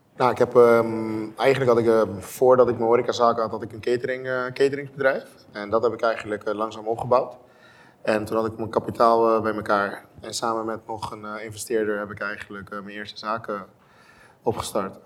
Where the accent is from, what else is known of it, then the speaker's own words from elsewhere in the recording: Curaçao; moved away as an adult; now in Netherlands; ik kom uit Curaçao. Ik ben geboren en getogen